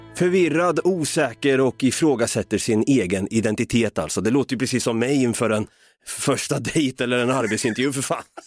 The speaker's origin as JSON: {"language": "Swedish", "region": "Östergötland", "country": "Sweden", "said": "vi östgötar är ju experter på att säga och det"}